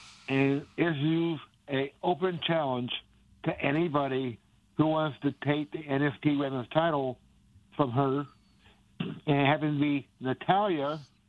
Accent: Alton, Illinois, United States; my hometown of Alton, Illinois.

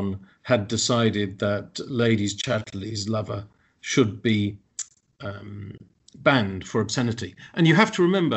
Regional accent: London, United Kingdom; I was born in 1962 in London

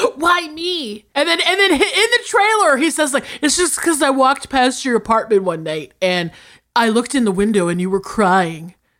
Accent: the South, United States; I'm from the South

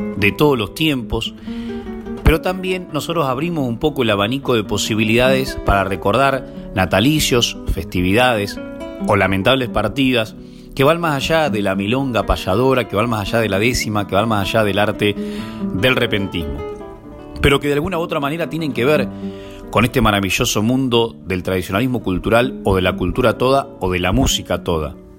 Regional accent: Dolores, Buenos Aires Province, Argentina; Mi pueblo, Dolores, el primer pueblo patrio

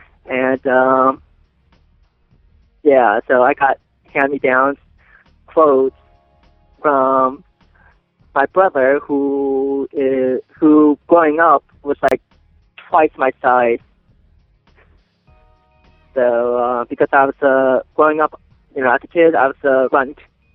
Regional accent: Maryland, United States; born or raised there

